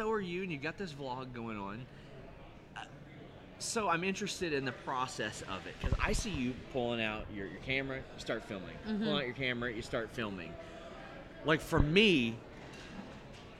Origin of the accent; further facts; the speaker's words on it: between Cincinnati and Lexington, Kentucky, United States; now in Lexington, United States; Middle of nowhere, between Cincinnati and Lexington. And yeah, now I've moved to Lexington